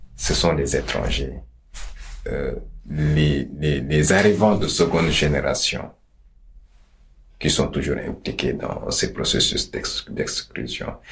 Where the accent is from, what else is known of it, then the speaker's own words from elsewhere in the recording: Senegal; chez nous au Sénégal